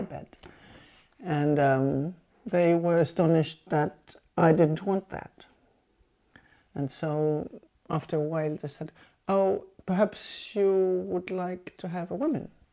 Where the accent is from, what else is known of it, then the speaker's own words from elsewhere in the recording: Germany; English is a second language; moved away as an adult; now in Cuba; for some Cubans, I was German.